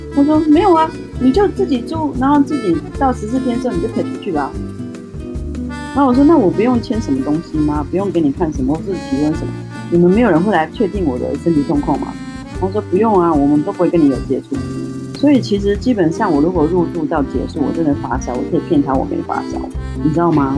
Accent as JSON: {"language": "Chinese", "country": "Taiwan", "also_born_or_lived": "Zhuhai", "moved": "as an adult", "said": "其实我们台湾人都很喜欢拜拜"}